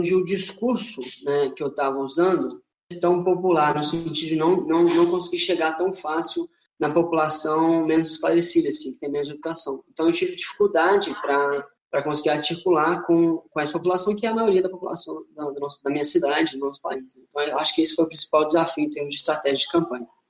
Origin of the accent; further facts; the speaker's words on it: Linhares, Espírito Santo, Brazil; also born or lived in Ouro Preto, Minas Gerais; eu sou de Linhares, Espírito Santo